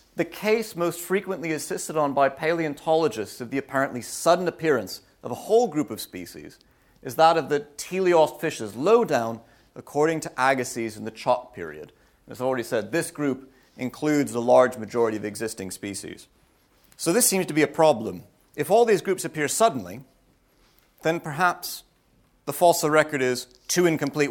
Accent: United States; moved away; I'm American.

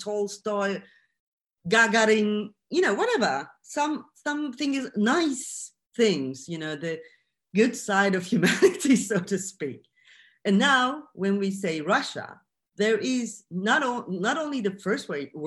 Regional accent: Turkey; I'm from Turkey

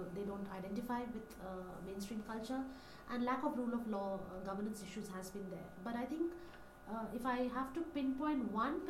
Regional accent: Delhi, India; my identity as an Indian lady, as an Indian woman, you know, from Delhi

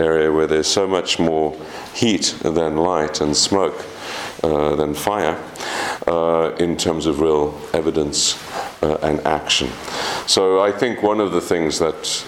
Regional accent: South Africa; as a South African, of course, migration is absolutely central

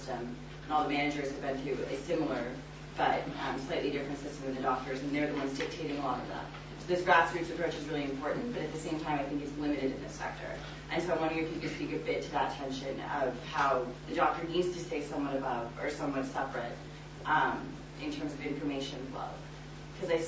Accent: United States; I'm American

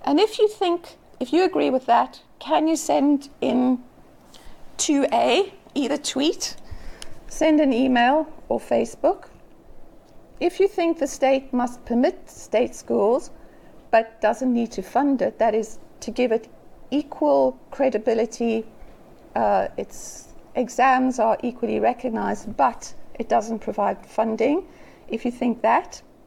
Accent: South Africa; as a South African, having grown up under apartheid

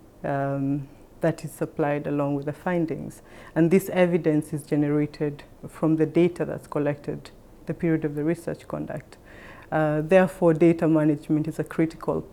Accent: Kenya; moved away as an adult; now in Thailand; I am a Kenyan by origin, and I came to work in Thailand

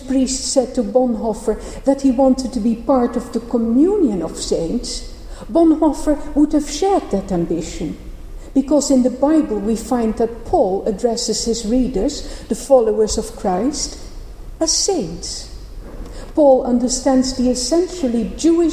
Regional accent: Netherlands; moved away; also born or lived in Cambridge; I grew up in the Protestant part of the Netherlands

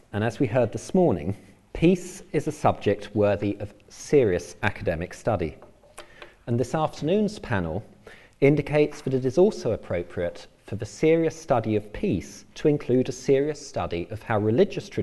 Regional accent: England, United Kingdom; moved away as an adult; now in Northern Ireland, United Kingdom; as you may well be able to tell from my accent, I come originally from England. I moved to live and work in Northern Ireland 8 years ago

